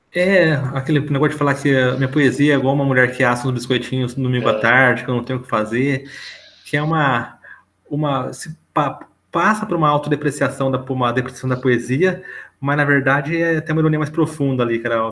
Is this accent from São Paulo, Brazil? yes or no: yes; São Paulo, Brazil; accent: paulistanês; ao meu paulistanês